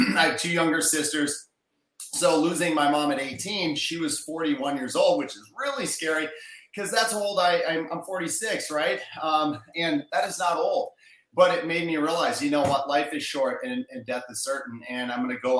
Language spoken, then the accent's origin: English; Minnesota, United States; moved away; I'm a Midwest guy. I grew up in Minnesota. I grew up in a small town